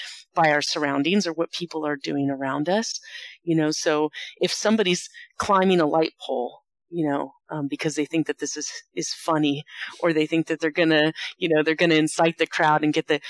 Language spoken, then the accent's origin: English; Las Vegas, Nevada, United States; my hometown is Las Vegas. That's where I'm a professor of criminal justice at the University of Nevada, Las Vegas.